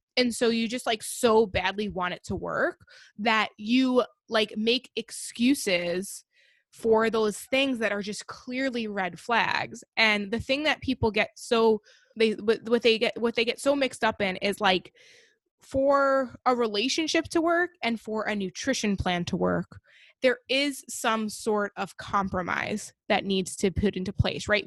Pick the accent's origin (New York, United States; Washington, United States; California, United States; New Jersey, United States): New York, United States; Long Island; I grew up on Long Island, New York